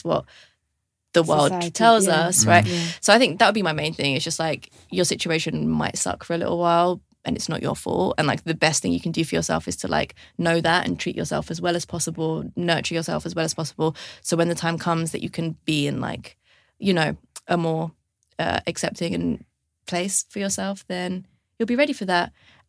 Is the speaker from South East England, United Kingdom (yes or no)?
no; London, United Kingdom; I grew up in London